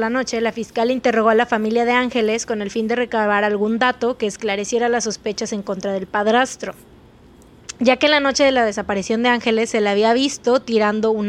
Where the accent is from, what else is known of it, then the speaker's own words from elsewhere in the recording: Argentina; Porque yo soy súper argentina.